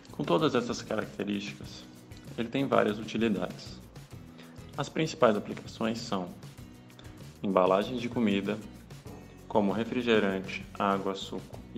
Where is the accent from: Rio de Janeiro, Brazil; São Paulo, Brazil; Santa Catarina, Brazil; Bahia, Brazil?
Santa Catarina, Brazil; Florianópolis; Vou contar para vocês sobre a política de lixo da minha cidade natal, Florianópolis, que vem fazendo um trabalho bem interessante.